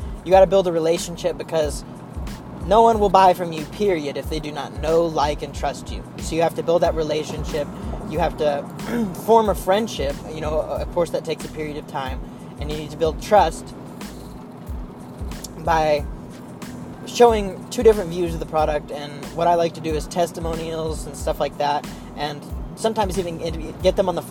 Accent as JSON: {"language": "English", "region": "Oklahoma", "country": "United States", "said": "I'm from Oklahoma"}